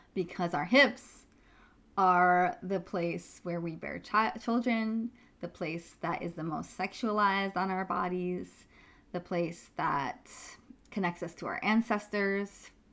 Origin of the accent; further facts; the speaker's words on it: New York, United States; I grew up in New York